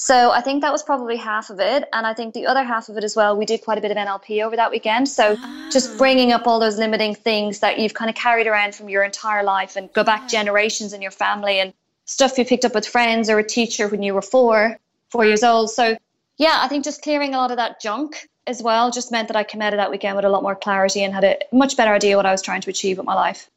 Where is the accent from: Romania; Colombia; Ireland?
Ireland; moved away as an adult; now in Australia; I'm originally from Ireland mm-hmm. and I moved to Australia seven years ago next month